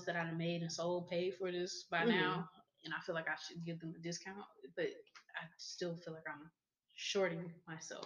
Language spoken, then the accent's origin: English; Raywood, Texas, United States; I'm from Raywood and I sell at Trade Days